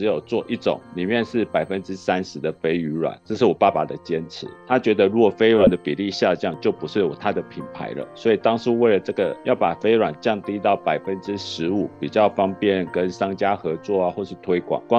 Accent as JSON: {"language": "Chinese", "country": "Taiwan", "said": "我们台湾人还是很。诚实的"}